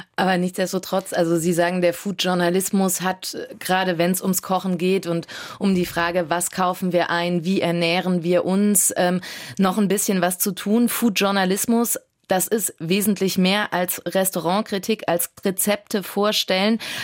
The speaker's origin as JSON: {"language": "German", "region": "Saarland", "country": "Germany", "said": "Bei uns im Saarland"}